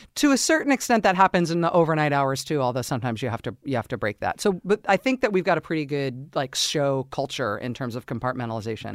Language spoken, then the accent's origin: English; Castro Valley, California, United States; I grew up in Castro Valley, California